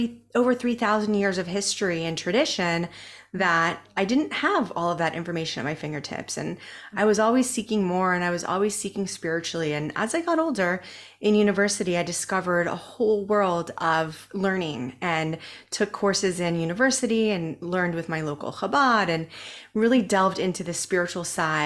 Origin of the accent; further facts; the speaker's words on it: San Diego, California, United States; moved away as an adult; also born or lived in Israel; So I am originally from Southern California. I grew up in North County, San Diego, in a little beach town. And I was the only Jewish girl in my class.